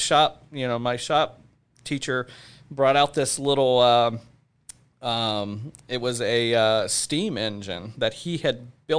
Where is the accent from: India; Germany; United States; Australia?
United States; the South; because, you know, I grew up in the South, and I know what that's, you know, what that's like and what that looks like.